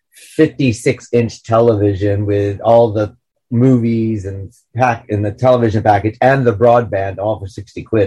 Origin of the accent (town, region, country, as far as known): United States; now in United Kingdom